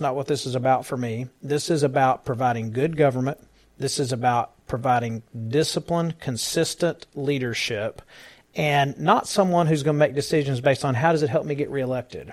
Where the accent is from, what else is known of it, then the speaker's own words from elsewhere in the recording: Dallas County, Texas, United States; now in Tarrant County, United States; I was born and raised in Dallas County